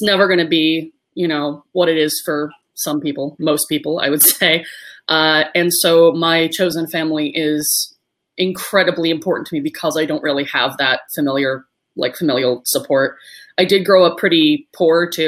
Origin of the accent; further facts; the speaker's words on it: Los Angeles, California, United States; I was adopted by her brother, my uncle, who I now refer to as my father, and I was raised in Los Angeles